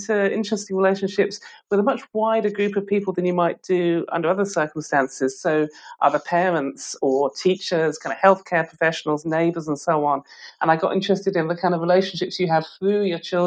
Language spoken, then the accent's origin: English; Stoke-on-Trent, West Midlands, United Kingdom; now in St Andrews, United Kingdom; I was born and I grew up in Stoke-on-Trent, which is a city in the West Midlands of England